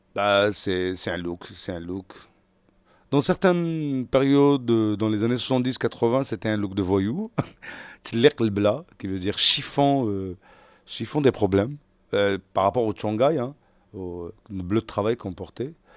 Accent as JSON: {"language": "French", "town": "Algiers", "region": "Algiers Province", "country": "Algeria", "tie": "born or raised there", "moved": "as an adult", "lives_now": "Paris, France", "said": "je viens d'Algérie, je suis né en Algérie, à Alger, j'ai grandi à Alger, et à 38 ans, j'ai pris ma grosse valise et je me suis installé à Paris."}